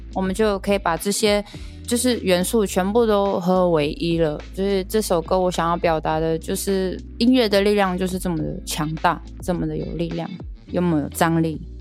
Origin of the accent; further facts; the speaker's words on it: Taiwan; first language Amis; 我们母语阿美族语